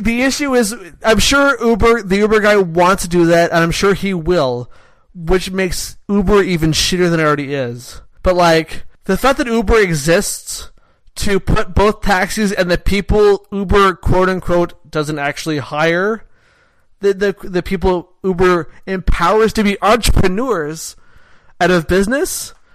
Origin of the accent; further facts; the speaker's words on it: Canada; I'm a Canadian.